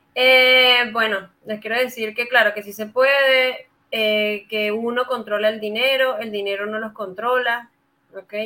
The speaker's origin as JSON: {"language": "Spanish", "country": "Venezuela", "moved": "as an adult", "lives_now": "Santiago, Chile", "said": "soy venezolana, sí, ya tengo cinco años aquí en su hermoso país"}